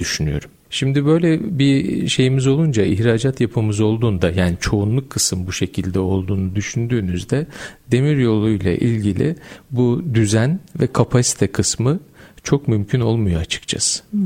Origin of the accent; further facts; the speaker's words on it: Gölcük, Kocaeli, Turkey; 1973 Gölcük Kocaeli doğumluyum.